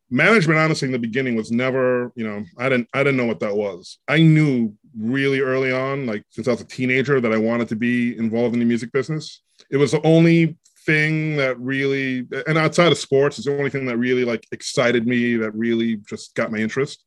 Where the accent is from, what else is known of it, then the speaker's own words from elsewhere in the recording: New York City, New York, United States; New York City. Grew up in Queens, but I went to high school in Manhattan